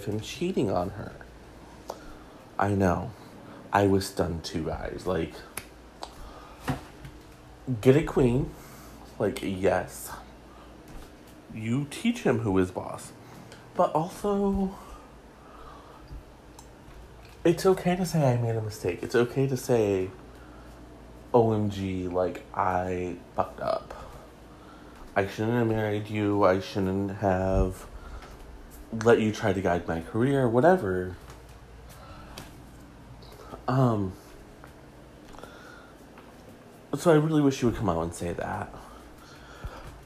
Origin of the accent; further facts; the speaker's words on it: Detroit, Michigan, United States; he's my hometown boy